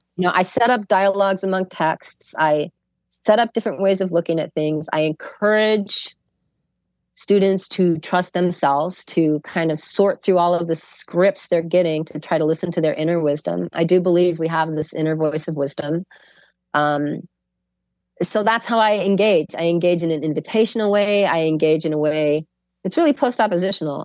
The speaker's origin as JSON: {"language": "English", "town": "Chicago", "region": "Illinois", "country": "United States", "said": "I'm from Chicago"}